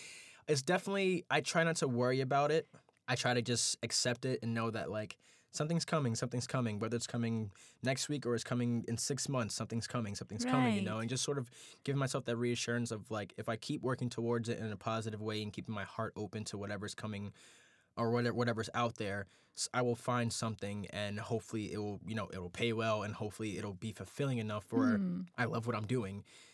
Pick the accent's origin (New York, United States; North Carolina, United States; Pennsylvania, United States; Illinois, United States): New York, United States; New York City; I think being a African-American man born and raised in New York City, born and raised in Brooklyn